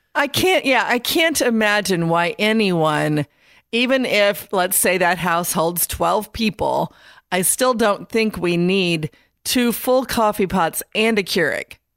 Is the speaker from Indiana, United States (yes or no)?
yes; Indiana, United States; now in North Carolina, United States; I'm from Indiana.